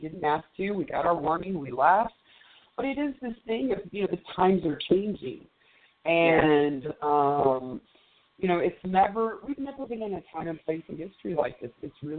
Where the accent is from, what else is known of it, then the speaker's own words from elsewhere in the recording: Colorado, United States; Of course it does. I'm from Colorado. I reek of it.